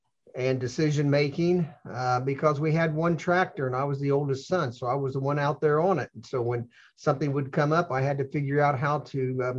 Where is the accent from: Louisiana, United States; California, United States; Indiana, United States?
Indiana, United States; central; I was raised on a dairy farm in central Indiana. We were poor.